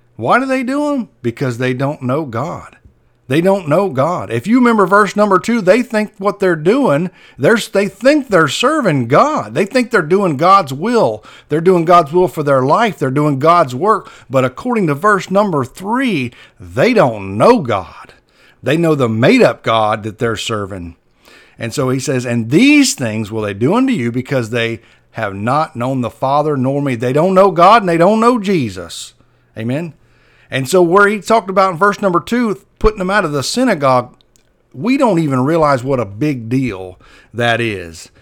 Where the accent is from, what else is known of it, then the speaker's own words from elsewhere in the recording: Perry, Florida, United States; moved away; That's my hometown where I grow up.